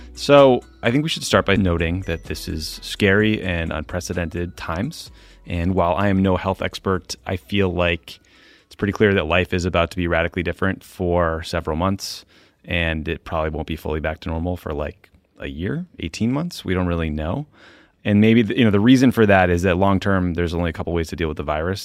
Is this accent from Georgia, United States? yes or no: no; Boston, Massachusetts, United States; moved away; my hometown